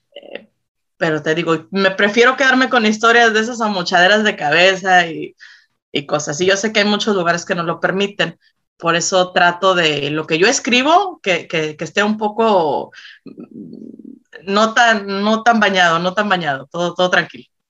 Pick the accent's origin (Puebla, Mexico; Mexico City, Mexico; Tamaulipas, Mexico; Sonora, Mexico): Tamaulipas, Mexico; Reynosa; yo soy de Reynosa, Tamaulipas